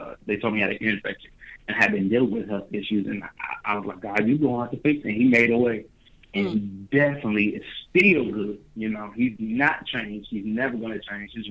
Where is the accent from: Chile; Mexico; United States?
United States; Dayton, Ohio; Hometown, Dayton, Ohio, 937. I've been in Dayton, Ohio all of my life, all 23 years of my life. Uh, born and raised in Dayton